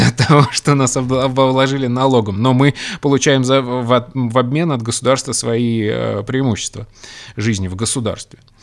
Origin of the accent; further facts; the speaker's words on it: Russia; я родился в России